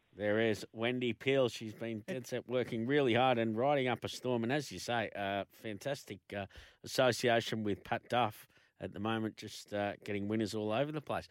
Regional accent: Melbourne, Victoria, Australia; we're both from from Melbourne

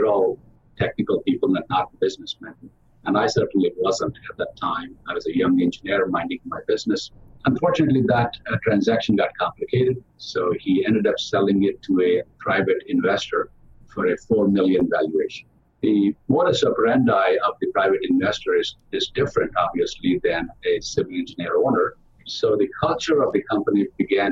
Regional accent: South India, India; now in United States; I grew up in the South India with a family of six sisters

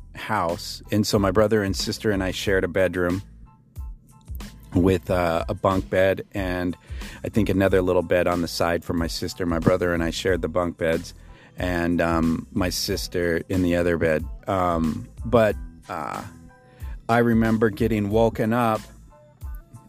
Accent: Billings, Montana, United States; I was born in Billings, Montana in 1971

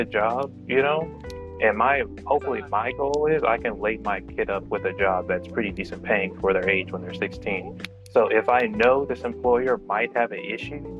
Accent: Mississippi, United States; I'm from Mississippi, dude. The most religious state in the country.

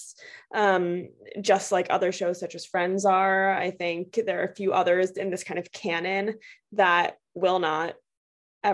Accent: Chicago, Illinois, United States; moved away; also born or lived in Paris; I am a girl from Chicago

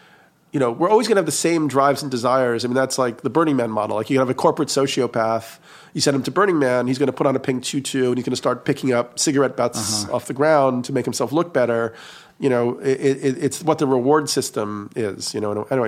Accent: New York, United States; I grew up in New York and going to the East Village and bars on the weekend

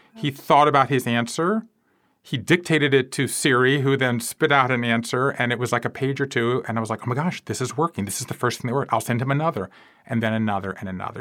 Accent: South Georgia, United States; moved away as an adult; also born or lived in Japan; I grew up in South Georgia

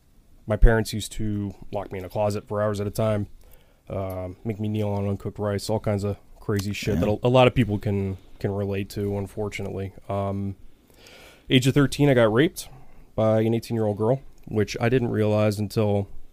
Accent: Brick, New Jersey, United States; I grew up in Brick, New Jersey, and I had like a fairly, you know, tumultuous childhood.

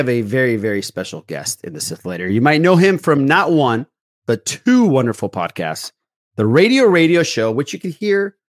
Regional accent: Orange, California, United States; my hometown in the city of Orange.

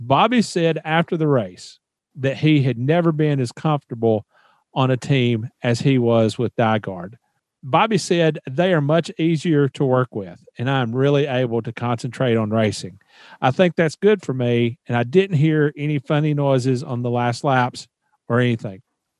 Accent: Nashville, Tennessee, United States; moved away as an adult; also born or lived in North Carolina; I love going to Nashville anyway, because it was my hometown

